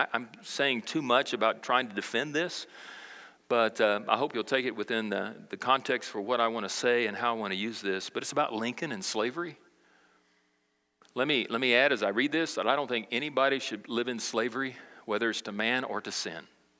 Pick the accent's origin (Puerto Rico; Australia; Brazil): Brazil; now in United States; I grew up in South America, Brazil, as a missionary kid, and I didn't learn some of the struggles that went on socially in America.